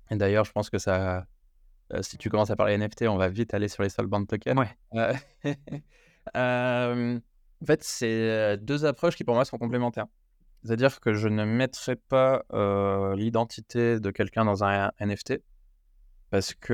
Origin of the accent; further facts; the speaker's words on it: France; je peux révéler que je, suis je ne suis pas américain sans révéler que je suis français.